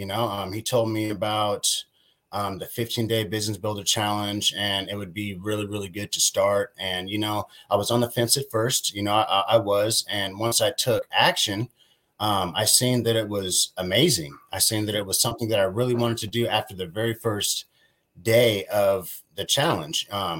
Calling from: Las Vegas, Nevada, United States; I'm calling in from Las Vegas, Nevada.

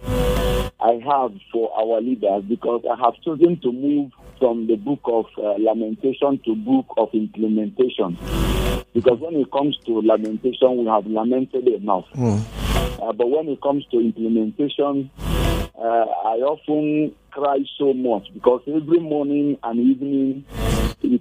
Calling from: Jos, Plateau, Nigeria; I'm calling you from Jos

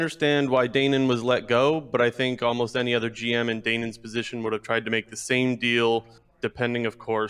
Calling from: Ontario, Canada

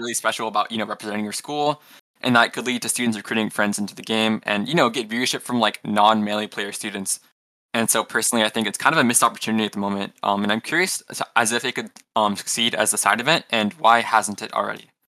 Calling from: Houston, Texas, United States; I'm calling in from Houston, Texas

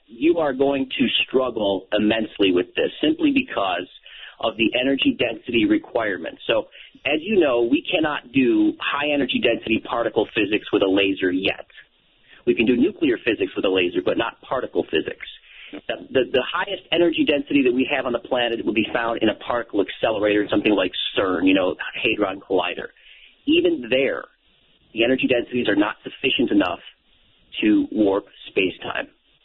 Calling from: San Diego, California, United States; I'm calling from San Diego, California.

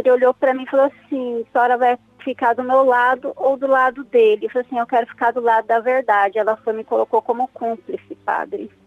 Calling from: Mato Grosso, Brazil; fala do Mato Grosso.

